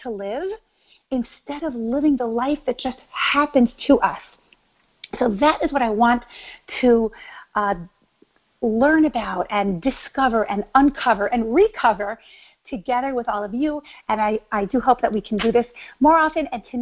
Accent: New York City, New York, United States; moved away as an adult; also born or lived in Israel / Mexico City, Mexico / San Diego, United States; now in Miami, United States; I grew up in New York, Brooklyn, New York, to be exact

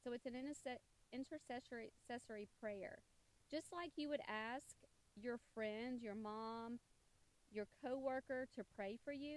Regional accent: the South, United States; growing up in the South, Catholicism was a minority religion

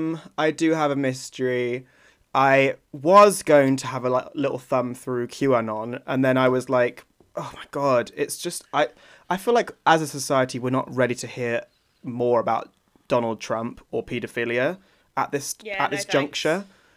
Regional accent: around Hadrian's Wall, England, United Kingdom; also born or lived in Scotland; I spent most of my childhood dangling around that little wall

